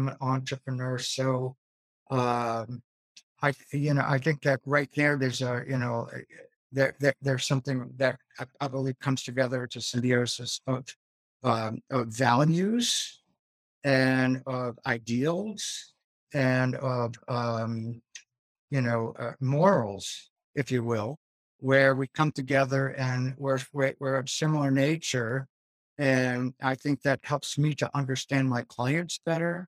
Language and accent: English; Boston, Massachusetts, United States; moved away as an adult; also born or lived in New Hampshire / Vermont / New York; I grew up in the Boston area, the son of immigrants